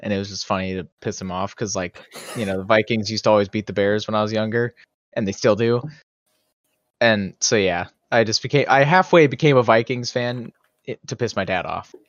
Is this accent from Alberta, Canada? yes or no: no; Toronto, Ontario, Canada; growing up in Toronto, I was a fan of all the Toronto teams.